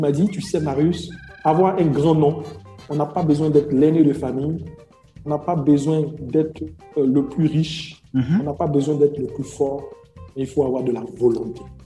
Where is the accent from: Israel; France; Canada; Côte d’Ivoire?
Côte d’Ivoire; je suis ivoirien et je vis en Côte d'Ivoire